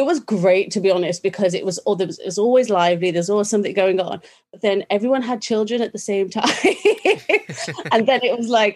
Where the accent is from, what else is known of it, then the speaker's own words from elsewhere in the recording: Birmingham, West Midlands, United Kingdom; I was born in Birmingham, England, and born into a British Sikh family